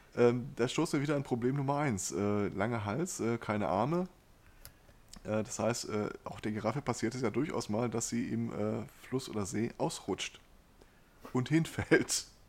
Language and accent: German; Ruhr area, North Rhine-Westphalia, Germany; hier bei uns im Pott